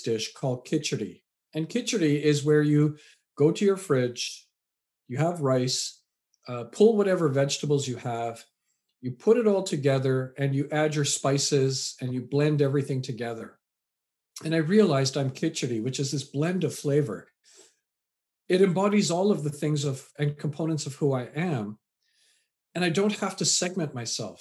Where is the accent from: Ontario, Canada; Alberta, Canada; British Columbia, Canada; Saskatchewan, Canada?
British Columbia, Canada; Vancouver; also born or lived in England; raised in Canada.